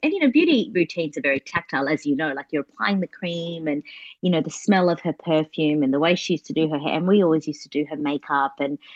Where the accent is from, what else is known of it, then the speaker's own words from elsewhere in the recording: Australia; also born or lived in Brazil; I'd moved here when I was 6 years old